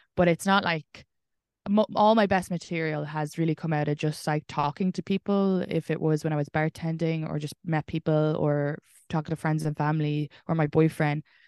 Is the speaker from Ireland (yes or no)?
yes; Ireland; moved away